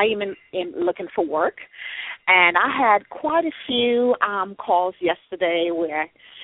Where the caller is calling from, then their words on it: Washington, District of Columbia, United States; I'm calling from Washington, D.C.